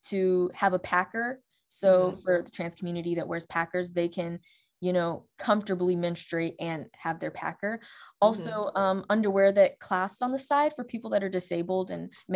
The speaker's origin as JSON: {"language": "English", "region": "Alabama", "country": "United States", "tie": "born or raised there", "also_born_or_lived": "England", "said": "I grew up in Alabama. I've lived in multiple cities across Alabama"}